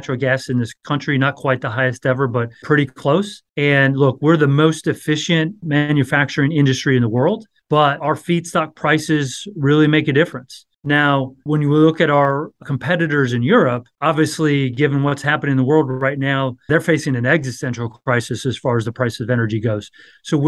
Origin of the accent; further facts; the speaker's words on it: Wyoming, United States; moved away as an adult; also born or lived in New York City; now in Washington, D.C., United States; I'm originally from Wyoming